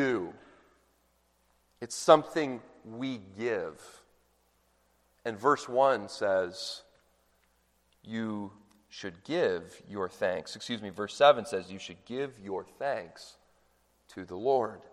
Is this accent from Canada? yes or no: yes; Canada; now in United States; I'm Canadian